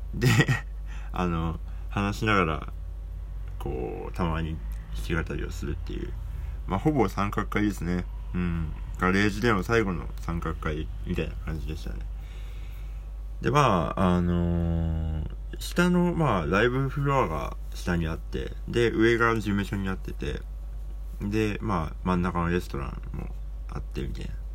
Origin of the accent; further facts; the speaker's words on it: Hokkaido, Japan; 北海道って私の地元ですけど